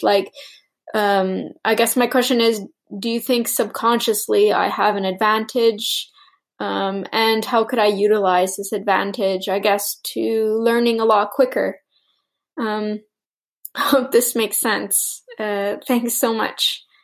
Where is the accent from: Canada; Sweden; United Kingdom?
Canada; first language Italian; I was born in Canada